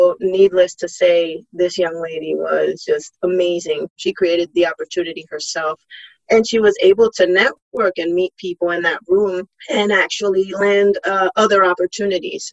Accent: Puerto Rico; English is a second language; moved away; I was born and raised on the island

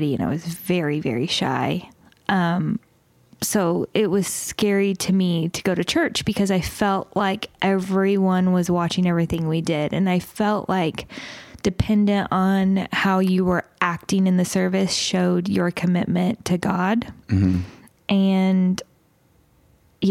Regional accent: the Bible Belt, United States; I grew up in the Bible Belt

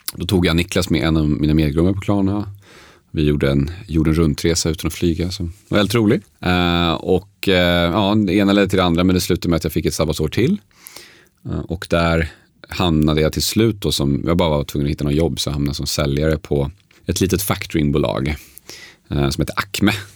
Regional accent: Uppsala, Uppsala County, Sweden; also born or lived in Sundsvall; jag är född i Sundsvall. Eh, polska föräldrar som hade flyttat till Sverige ett år innan jag föddes. Eh, uppväxt dock i Uppsala.

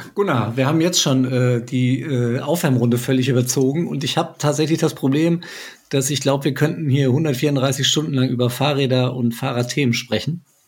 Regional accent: Frankfurt, Hesse, Germany; ich bin ja Frankfurter

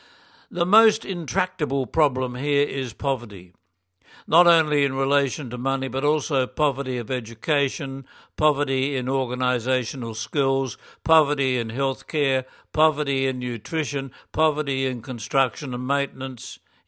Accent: Australia; now in Checa, Peru; I'm an Australian diocesan priest working as an associate with St. Columban's Mission Society. I live and work in the parish of San Andres de Checa in a small district high up in the southern Andes of Peru.

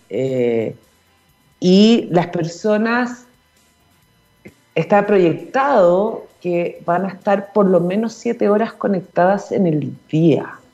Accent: Chile

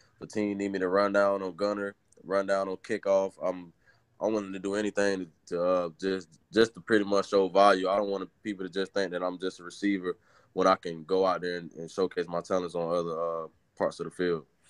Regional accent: Orlando, Florida, United States; I'm from Orlando, Florida

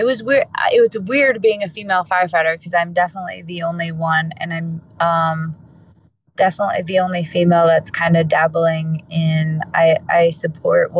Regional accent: Albuquerque, New Mexico, United States; I am in Albuquerque, New Mexico, born and raised

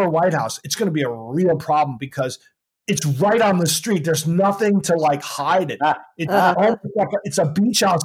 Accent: Princeton, New Jersey, United States; when I grew up in Princeton, New Jersey

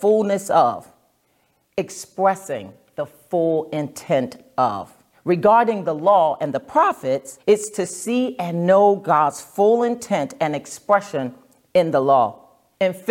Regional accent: New Jersey, United States; moved away as an adult; now in Nashville, United States; I'm originally from New Jersey

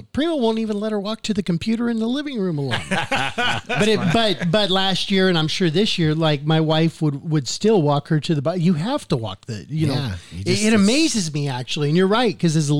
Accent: Mesa, Arizona, United States; born or raised there; also born or lived in Christopher Creek, Arizona

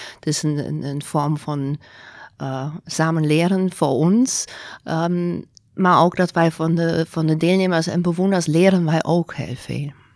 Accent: Germany; Dutch is a second language; moved away as an adult; also born or lived in Zurich, Switzerland; now in Netherlands; ik kom niet van Nederland. Ik ben geboren in Duitsland.

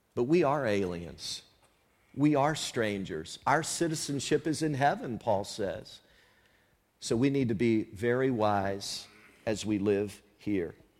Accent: the South, United States; moved away; where I grew up in the South some years ago

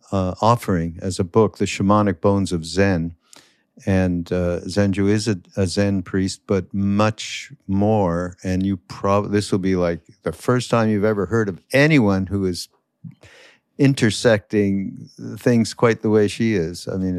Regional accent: Montreal, Quebec, Canada; I'm from Montreal

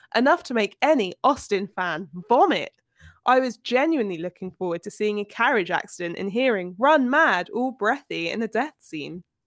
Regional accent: United Kingdom; by my virtue of being British

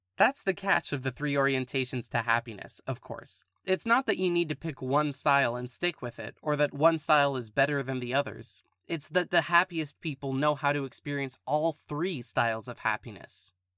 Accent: California, United States; Born and raised in California

